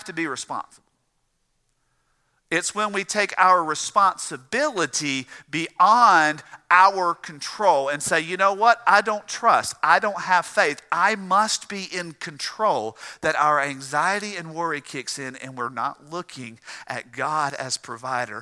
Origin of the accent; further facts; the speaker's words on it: the South, United States; I'm from the South